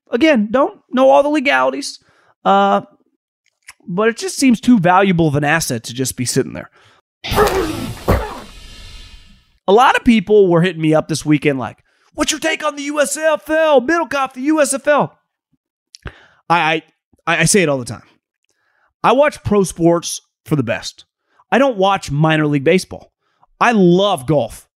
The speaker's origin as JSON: {"language": "English", "town": "Davis", "region": "California", "country": "United States", "tie": "born or raised there", "said": "I grew up in Davis, California"}